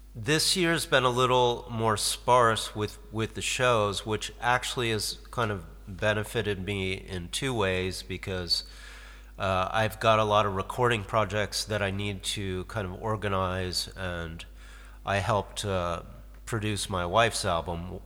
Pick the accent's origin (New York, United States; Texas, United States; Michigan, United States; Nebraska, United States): Michigan, United States; Detroit; moved away; also born or lived in Cape Canaveral, Florida / San Diego / Norfolk / Lewiston, Maine; I grew up in Detroit